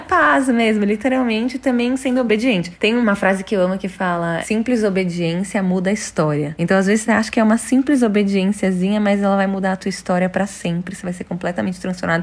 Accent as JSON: {"language": "Portuguese", "country": "Brazil", "said": "Como brasileiros"}